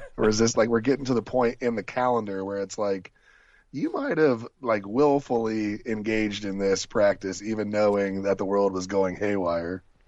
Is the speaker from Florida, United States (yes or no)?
no; Ohio, United States; also born or lived in Columbus, Ohio; I've only lived in my hometown in Ohio and in Columbus, Ohio.